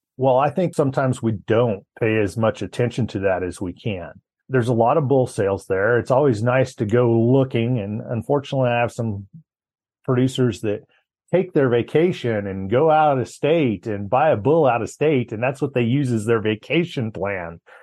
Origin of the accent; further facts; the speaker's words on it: Colorado, United States; also born or lived in Laramie, Wyoming; my hometown of Carville, Colorado